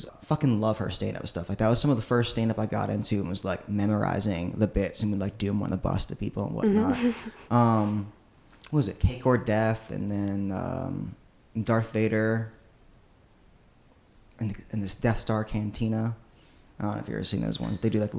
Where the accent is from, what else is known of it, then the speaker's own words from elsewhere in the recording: Chesapeake, Virginia, United States; now in Richmond, United States; I come from Chesapeake, Virginia, like in the far southeastern corner of the state.